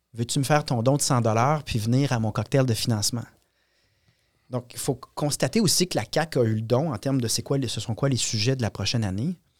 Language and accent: French; Quebec, Canada; on est québécois tous et chacun